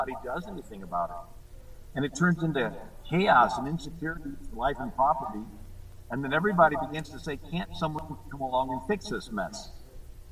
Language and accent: English; Fort Myers, Florida, United States; I'm from Fort Lauderdale. I mean, Fort Myers